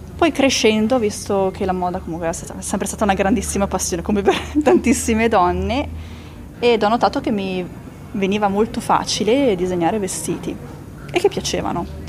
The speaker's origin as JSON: {"language": "Italian", "country": "Italy", "said": "il mio paese"}